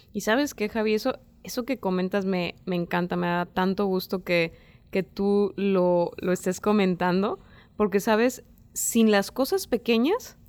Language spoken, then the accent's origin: Spanish; Mexico; en México